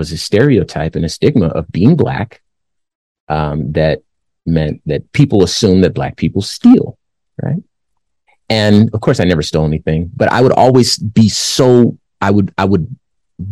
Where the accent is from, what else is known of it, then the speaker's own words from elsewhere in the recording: Compton, California, United States; moved away; also born or lived in Phoenix, Arizona; I was born in Compton, California. I lived there the first part of my life